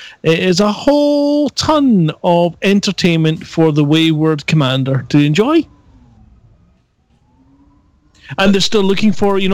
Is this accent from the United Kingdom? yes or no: yes; Scotland, United Kingdom; accent: Scottish; my Scottish accent